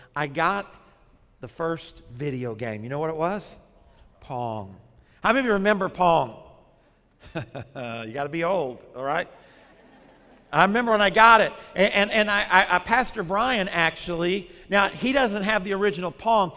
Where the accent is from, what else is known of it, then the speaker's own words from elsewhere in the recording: Arkansas, United States; now in South Florida, United States; when I was growing up in Arkansas